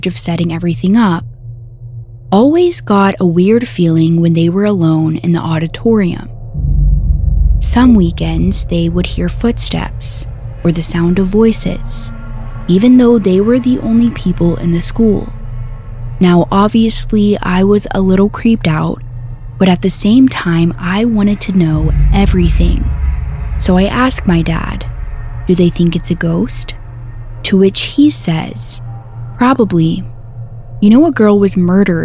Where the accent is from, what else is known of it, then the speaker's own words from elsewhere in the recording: Conroe, Texas, United States; my hometown of Conroe, Texas